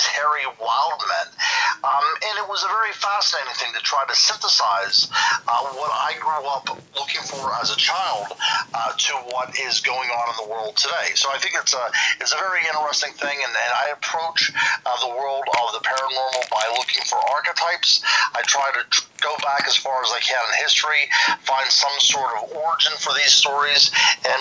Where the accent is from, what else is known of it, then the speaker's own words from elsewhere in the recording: Western Pennsylvania, United States; I grew up in Western Pennsylvania